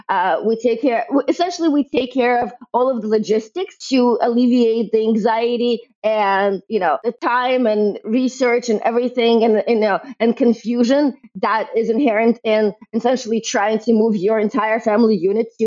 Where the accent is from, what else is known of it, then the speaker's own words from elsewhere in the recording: Brooklyn, New York, United States; identify as a, as a New Yorker, as a, as a someone from Brooklyn.